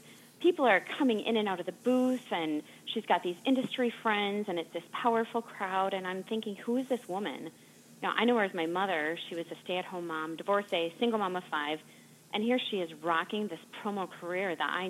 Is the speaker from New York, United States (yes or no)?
no; Wisconsin, United States; We're from Wisconsin.